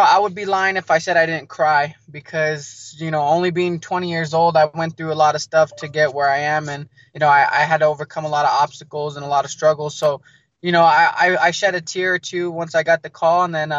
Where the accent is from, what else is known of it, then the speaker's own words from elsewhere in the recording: New Mexico, United States; also born or lived in Arizona; I was born in Arizona, but just because of, you know, the rough background I came up on, I was back and forth between Arizona, New Mexico, Arizona, New Mexico. So I established myself in New Mexico in the ninth grade